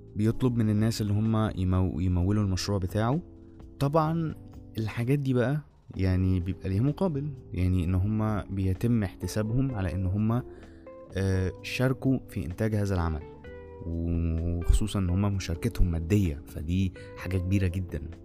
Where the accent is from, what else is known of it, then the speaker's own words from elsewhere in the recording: Egypt; عندنا في مصر